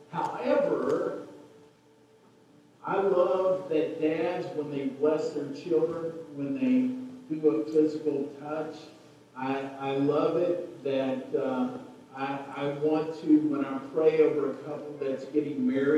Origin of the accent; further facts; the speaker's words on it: Waco, Texas, United States; I was born in Waco. I grew up in Waco, blah, blah, blah.